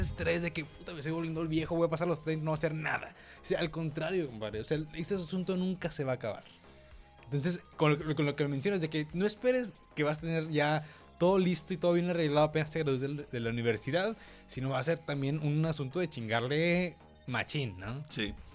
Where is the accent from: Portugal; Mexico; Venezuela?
Mexico; Monterrey, Nuevo León; somos regios